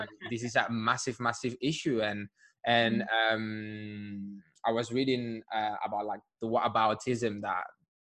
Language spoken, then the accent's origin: English; Spain; now in London, United Kingdom